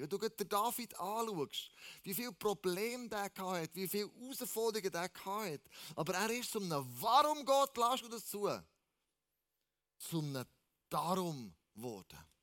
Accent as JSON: {"language": "German", "country": "Switzerland", "said": "wir als Schweizer"}